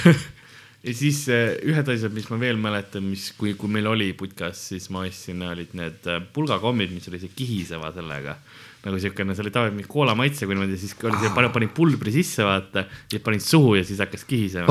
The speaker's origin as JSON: {"language": "Estonian", "town": "Tallinn", "region": "Harju County", "country": "Estonia", "tie": "born or raised there", "first_language": "Estonian", "said": "kolisime Lasnamäele ja, ja ülejäänud on ajalugu, nagu öeldakse et siis ma kasvasin seal ülesse"}